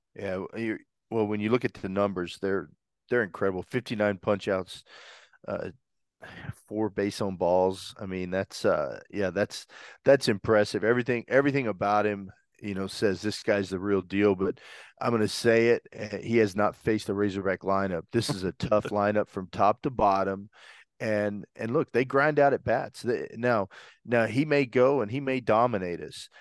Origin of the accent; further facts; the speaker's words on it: Brentwood, Arkansas, United States; I grew up in Brentwood, Arkansas.